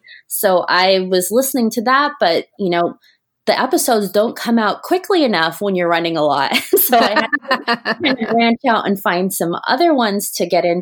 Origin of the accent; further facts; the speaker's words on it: Japan; now in Orlando, United States; I grew up in Japan and actually grew up with my home park being the Tokyo Disney Resort.